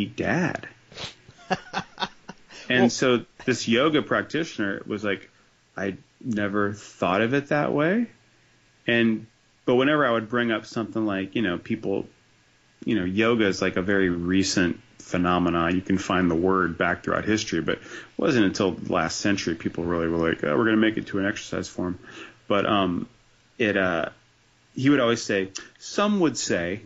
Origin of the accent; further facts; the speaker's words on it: New Jersey, United States; It's Jersey represent, man. I'm a proud citizen